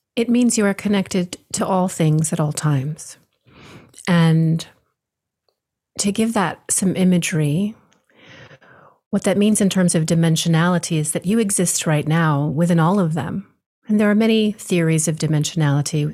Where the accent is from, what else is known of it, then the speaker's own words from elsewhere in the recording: Hawaii, United States; I was born and raised in Hawaii, my father as well.